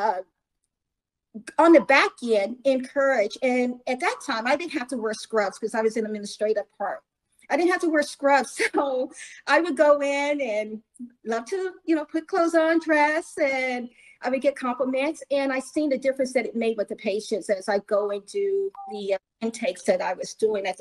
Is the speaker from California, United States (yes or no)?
no; Columbia, Missouri, United States; I was, probably 12, 14 years old, growing up in Columbia, Missouri